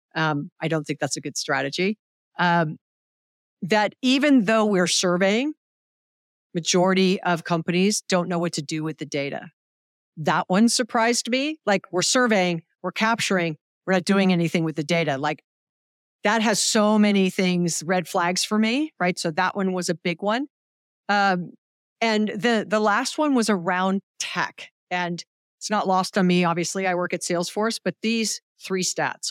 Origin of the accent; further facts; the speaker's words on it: Hawaii, United States; I'm from Hawaii